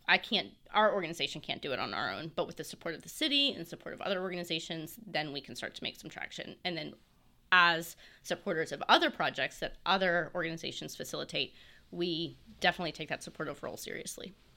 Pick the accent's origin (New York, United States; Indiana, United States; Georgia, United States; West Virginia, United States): West Virginia, United States; Morgantown; also born or lived in North Carolina / Marion County, West Virginia; now in Fairmont, United States; I'm from Morgantown